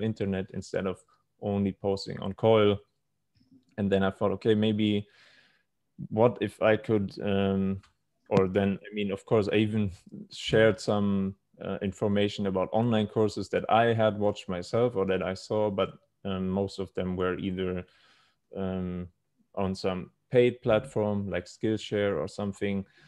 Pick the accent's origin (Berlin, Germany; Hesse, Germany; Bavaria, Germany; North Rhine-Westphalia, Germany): Bavaria, Germany; Munich; moved away as an adult; now in Thailand; was born and raised in Germany.